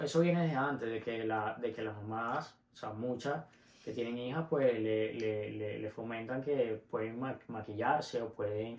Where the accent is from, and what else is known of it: Venezuela; moved away